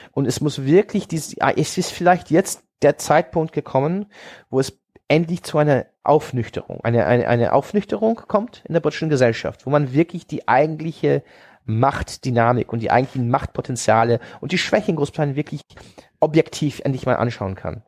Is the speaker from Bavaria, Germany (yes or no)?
no; Hanover, Lower Saxony, Germany; also born or lived in Oxford; Ich, ich, ich sah mich als Hannoveraner, weil das ist meine Heimatstadt